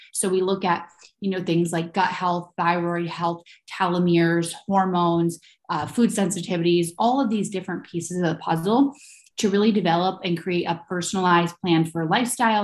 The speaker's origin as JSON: {"language": "English", "region": "Ohio", "country": "United States", "tie": "born or raised there", "moved": "yes", "lives_now": "New York, United States", "said": "I was born in Ohio and I'm now based in New York."}